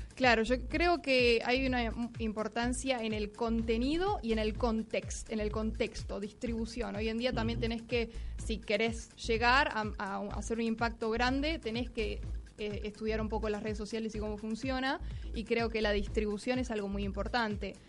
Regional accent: Buenos Aires, Argentina; soy de Buenos Aires, Argentina

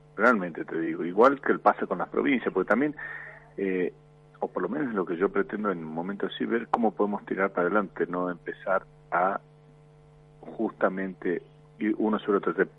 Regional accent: Argentina; Yo me quedo en mi país

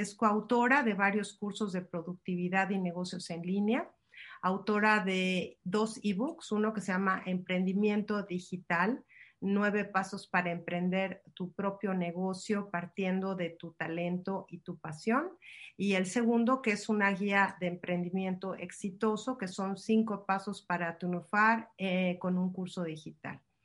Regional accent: Mexico; los que somos de México

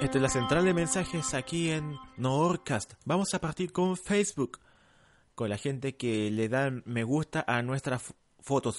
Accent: Santiago, Santiago Metropolitan Region, Chile; also born or lived in La Cisterna / San Miguel / Providencia; now in Santiago, Chile; yo nací en Pedro Aguirre Cerda. Actualmente vivo en Provi, el laboratorio está en Provi, viví en la cisterna en San Miguel

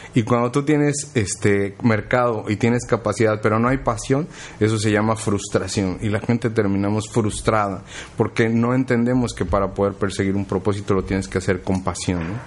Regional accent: Mexico City, Mexico; yo soy del DF, entonces en el DF yo estudié

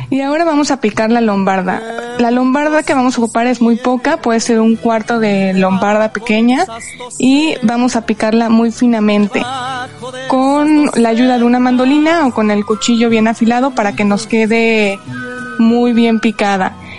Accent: Puebla, Mexico; moved away as an adult; now in Madrid, Spain; Yo nací en Puebla, que es una de las cunas gastronómicas de México

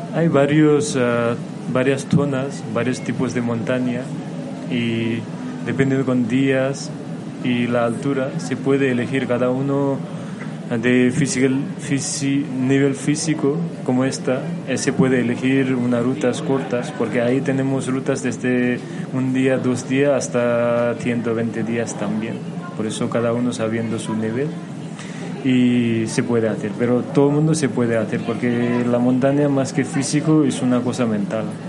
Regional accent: Nepal; Spanish is a second language; also born or lived in Kathmandu, Nepal; soy de Nepal. Y yo nací en montaña de Nepal y luego por el estudio y esas cosas que mis padres me llevaron a la capital, la ciudad se llama Kathmandu

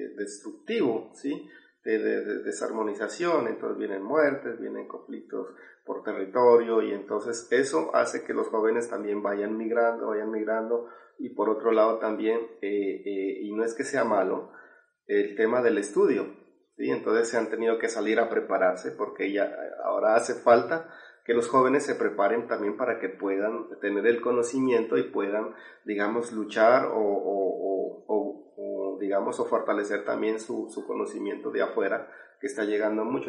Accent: Sibundoy Valley, Putumayo, Colombia; yo vengo de, de, un pueblo originario que se llama Camsravilla, del Valle Segundo de Putumayo, eh, parte de la Amazonía, Amazonía colombiana

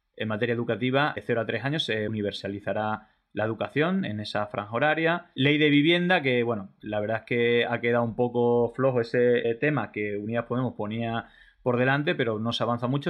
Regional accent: Extremadura, Spain; yo que soy de Extremadura

